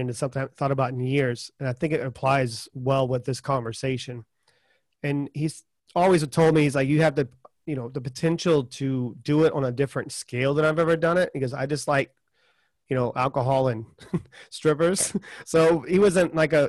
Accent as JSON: {"language": "English", "region": "the South", "country": "United States", "said": "I'm from the South"}